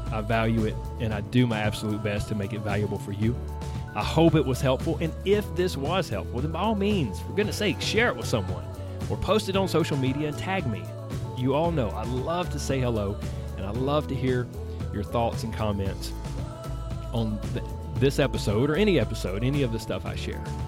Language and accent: English; the South, United States; I was raised in the South where everything centers around food